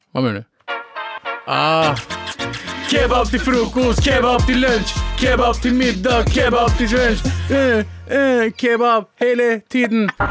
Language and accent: Norwegian; Pakistan; now in Norway; jeg som en pakistaner